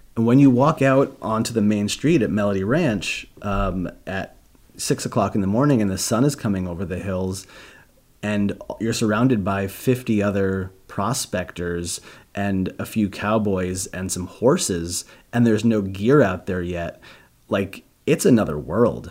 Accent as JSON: {"language": "English", "region": "New York", "country": "United States", "also_born_or_lived": "Boston", "moved": "as an adult", "lives_now": "Los Angeles, United States", "said": "I'm from New York."}